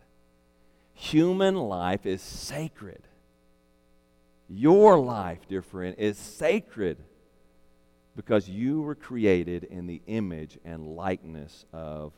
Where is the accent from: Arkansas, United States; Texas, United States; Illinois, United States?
Arkansas, United States; now in Louisiana, United States; my home state of Arkansas